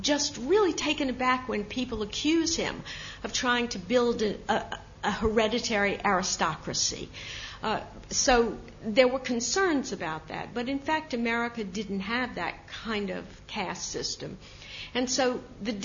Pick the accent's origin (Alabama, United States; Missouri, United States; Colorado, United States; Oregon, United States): Alabama, United States; accent: slight Southern; now in New York, United States; I have a slight Southern accent still. I've been in New York for 40 years, but I was born in Alabama. My folks are from New York